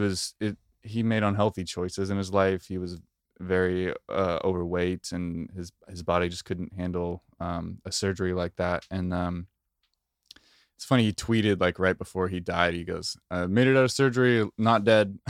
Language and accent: English; Oregon, United States; I'm from Oregon. We're both, we both grew up ten minutes away from each other